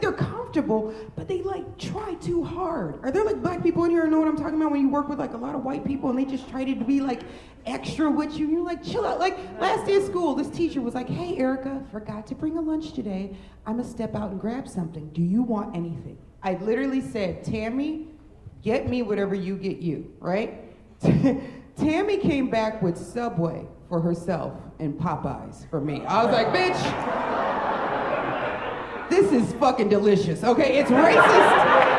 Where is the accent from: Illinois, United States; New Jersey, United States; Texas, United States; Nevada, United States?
Illinois, United States; Lake Forest; I grew up in Lake Forest, so like I know, I'm used to being the only black person in an all-white situation. Like, yeah, I grew up in Lake Forest, I grew up in the North Shore of Chicago